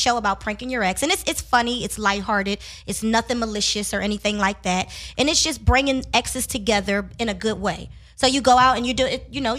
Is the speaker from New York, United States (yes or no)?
no; Philadelphia, Pennsylvania, United States; now in Los Angeles, United States; I'm from Philly.